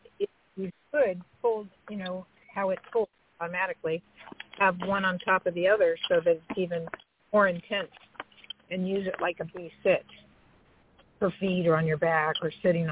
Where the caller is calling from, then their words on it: California, United States; from Napa Valley.